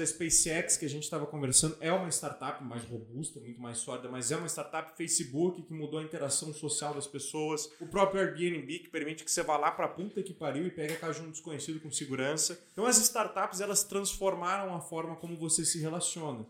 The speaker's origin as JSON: {"language": "Portuguese", "town": "Lages", "region": "Santa Catarina", "country": "Brazil", "tie": "born or raised there", "moved": "yes", "said": "Na minha cidade natal, Lages, cara, a, a minha casa fica num bairro."}